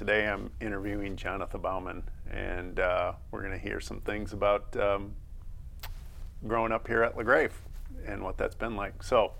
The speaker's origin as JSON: {"language": "English", "town": "Byron Center", "region": "Michigan", "country": "United States", "tie": "born or raised there", "said": "I grew up in the Byron Center bubble"}